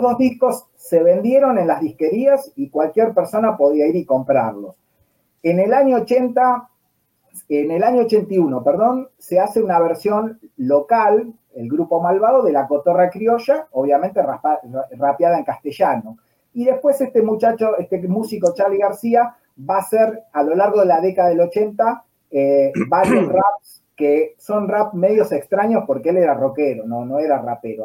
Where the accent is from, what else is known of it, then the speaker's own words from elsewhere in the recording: Argentina; acá en Argentina